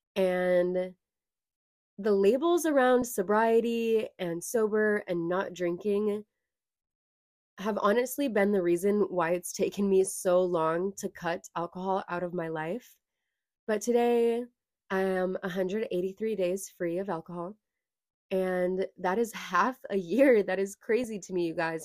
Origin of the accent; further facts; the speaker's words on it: Lincoln, California, United States; I was born and raised in California